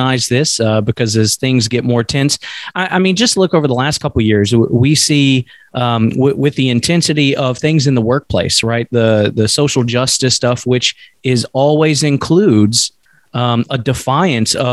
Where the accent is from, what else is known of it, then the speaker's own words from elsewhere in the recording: Bible Belt, the South, United States; I grew up in the South in the Bible Belt